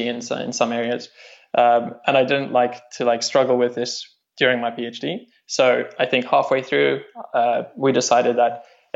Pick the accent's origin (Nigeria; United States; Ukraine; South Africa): South Africa; moved away as an adult; now in Cambridge, United Kingdom; I'm South African, and I studied at Stellenbosch University over there